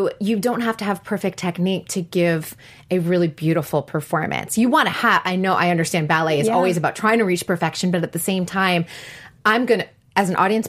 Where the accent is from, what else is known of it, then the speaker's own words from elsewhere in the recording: East Coast, United States; also born or lived in Boston / New York City; now in Los Angeles, United States; I grew up on the East Coast too. I lived in Boston, I lived in New York City